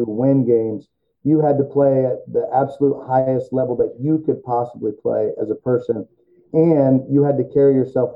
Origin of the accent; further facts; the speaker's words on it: Central Illinois, United States; moved away as an adult; now in St. Louis, United States; I grew up in Central Illinois